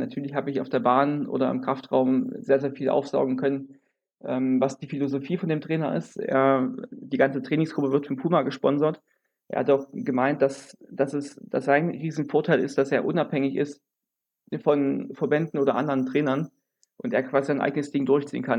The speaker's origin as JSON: {"language": "German", "country": "Germany", "also_born_or_lived": "Jena / Leipzig", "said": "bei uns in Deutschland"}